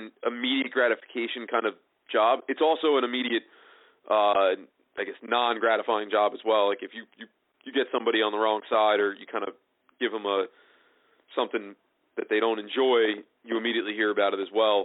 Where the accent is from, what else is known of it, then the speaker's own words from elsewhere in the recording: Tinton Falls, New Jersey, United States; where I grew up in Tittenham Falls